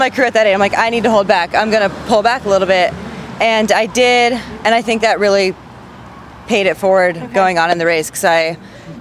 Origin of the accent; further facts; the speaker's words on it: Washington, United States; moved away; also born or lived in Breckenridge, Colorado; I grew up in Washington State